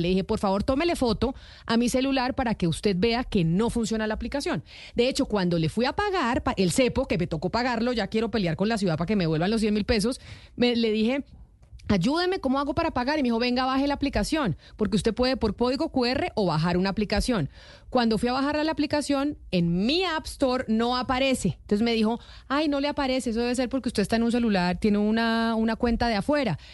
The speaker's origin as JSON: {"language": "Spanish", "region": "Bogotá", "country": "Colombia", "said": "yo como bogotana"}